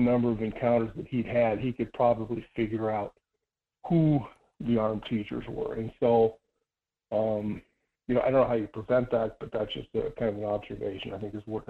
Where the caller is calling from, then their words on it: Idaho, United States; calling from secret location deep in the heart of the Silver Valley.